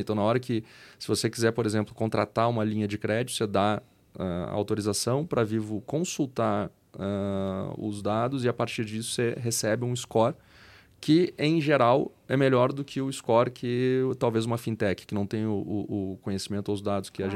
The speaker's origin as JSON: {"language": "Portuguese", "region": "Rio Grande do Sul", "country": "Brazil", "moved": "as an adult", "lives_now": "São Paulo, Brazil", "said": "eu sou gaúcho, é, emigrei para São Paulo há quase 14 anos agora, então de vez em quando o pessoal acha que eu não tenho sotaque"}